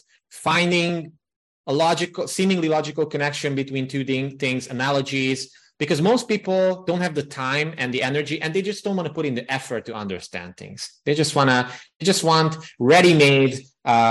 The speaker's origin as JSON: {"language": "English", "region": "Transylvania", "country": "Romania", "tie": "born or raised there", "moved": "yes", "lives_now": "Budapest, Hungary", "said": "I grew up in the Transylvania region of Romania"}